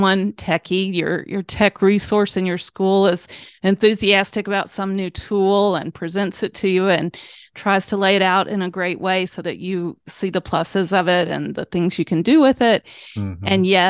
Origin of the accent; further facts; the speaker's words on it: the South, United States; I don't know how I grew up in the South, to be honest. I'm way too acclimated to the North.